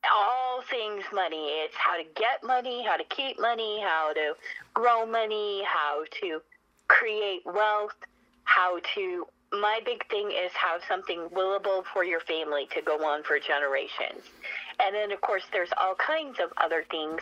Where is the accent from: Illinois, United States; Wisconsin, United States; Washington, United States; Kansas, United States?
Washington, United States; Spokane; I'm from Spokane, Washington